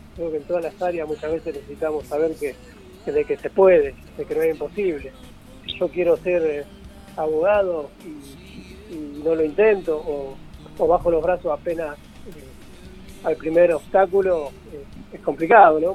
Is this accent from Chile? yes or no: no; San Pedro, Buenos Aires Province, Argentina; also born or lived in San Isidro, Buenos Aires Province; soy de San Pedro, provincia de Buenos Aires, y a mis 10 años no había escuela para personas con discapacidad visual en esta, en esta ciudad